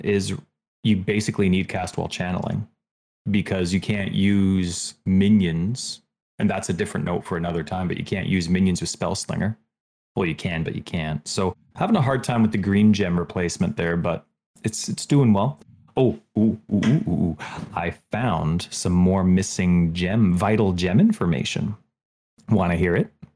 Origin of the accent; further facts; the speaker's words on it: Canada; I'm third generation Canadian